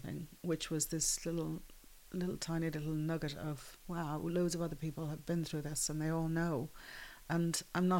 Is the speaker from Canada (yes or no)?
no; Dublin, Leinster, Ireland; also born or lived in London; growing up in the Phoenix Park